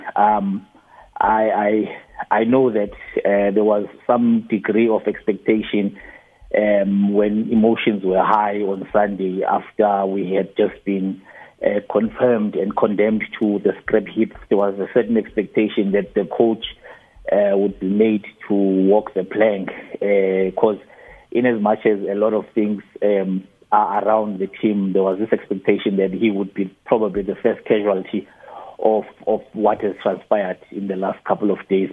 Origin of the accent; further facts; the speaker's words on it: South Africa; we are South African.